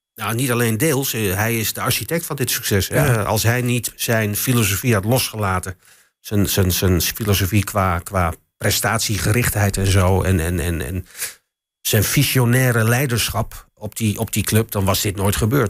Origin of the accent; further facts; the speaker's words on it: Enschede, Overijssel, Netherlands; ik kom ook uit Enschede natuurlijk. Ik ben hier geboren. Ik stond vroeger ook als, als, als jongetje van, van, van, van negen jaar stond ik op vak PP